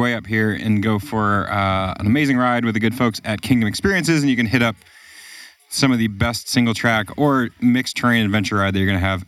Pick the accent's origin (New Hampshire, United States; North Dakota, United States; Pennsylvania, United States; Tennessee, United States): New Hampshire, United States; moved away; also born or lived in California; I'm from New Hampshire, which is Vermont's twin in many ways.